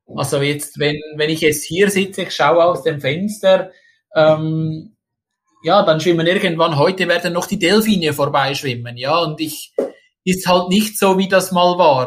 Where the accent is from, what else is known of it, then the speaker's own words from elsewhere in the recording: Switzerland; moved away as an adult; now in Indonesia; ich als Schweizer